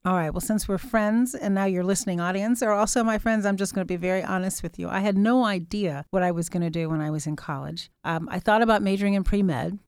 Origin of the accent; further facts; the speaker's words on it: Chicago, Illinois, United States; also born or lived in England; when we returned to Chicago